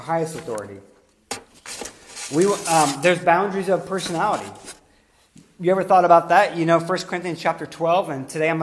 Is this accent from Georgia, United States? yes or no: no; Pittsburgh, Pennsylvania, United States; we're all Pittsburghers here, we're all going to have a similar culture